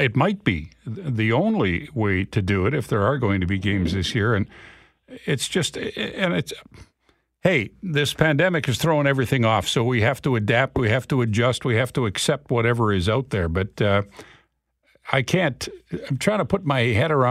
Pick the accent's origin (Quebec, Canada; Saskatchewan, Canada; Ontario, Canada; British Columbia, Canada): Saskatchewan, Canada; Regina; moved away as an adult; also born or lived in Estevan / Brandon; now in Winnipeg, Canada; I'm proud of my heritage. I grew up in Regina, went to Balfour Tech